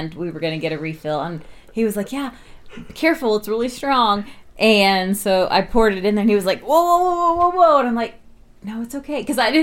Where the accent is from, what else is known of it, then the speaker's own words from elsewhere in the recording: Oklahoma, United States; we're from Oklahoma